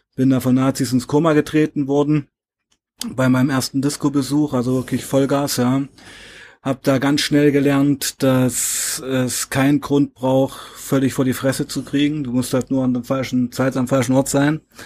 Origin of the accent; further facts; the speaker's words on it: Weißenfels, Saxony-Anhalt, Germany; 1977 in Weißenfels geboren, in Sachsen-Anhalt